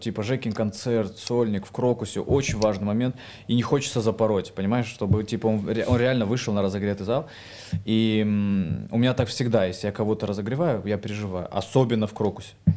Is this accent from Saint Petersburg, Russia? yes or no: no; Vladikavkaz, North Ossetia–Alania, Russia; moved away as an adult; now in Moscow, Russia; я тип из Владикавказа